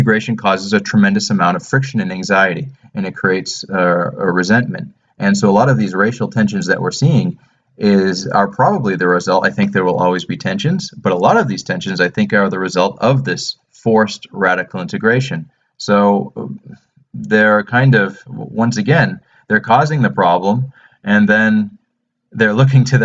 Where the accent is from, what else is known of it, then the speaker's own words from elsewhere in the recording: United States; moved away; also born or lived in London; as an American